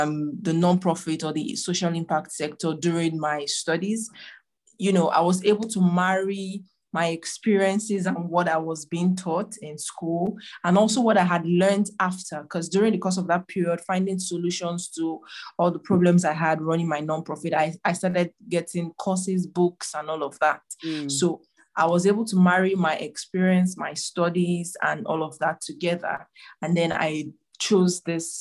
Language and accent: English; Abia, Nigeria; now in Abuja, Nigeria; I'm from Nigeria, but in another state called Abia State.